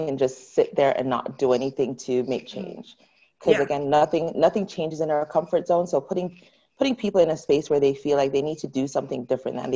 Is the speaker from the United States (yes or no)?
no; Jamaica; now in Canada; I grew up in Jamaica